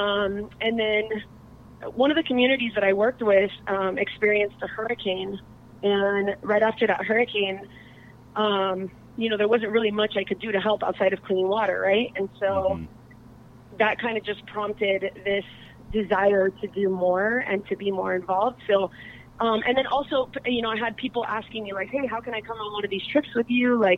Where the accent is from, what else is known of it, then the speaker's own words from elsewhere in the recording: Miami, Florida, United States; now in Encinitas, United States; I'm originally from Miami, Florida, and being a girl from Miami, you know, moving to Encinitas, not really knowing anyone